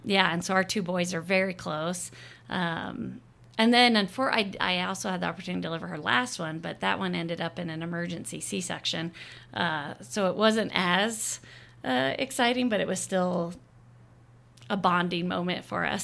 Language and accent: English; Arizona, United States; moved away as an adult; also born or lived in Oahu, Hawaii / Bethesda, Maryland; now in Ogden, United States; I'm originally from Arizona. Uh, I was born and raised there